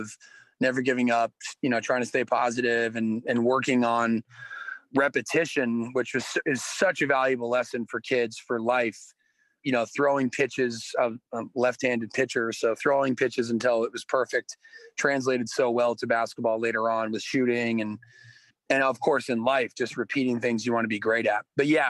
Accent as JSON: {"language": "English", "town": "Weston", "region": "Connecticut", "country": "United States", "tie": "born or raised there", "said": "I grew up in Fairfield County, Connecticut, and I grew up in a small town called Weston, which back then had 8,000 people. Now I think it's at a booming 10,000. And it's an affluent, predominantly white community."}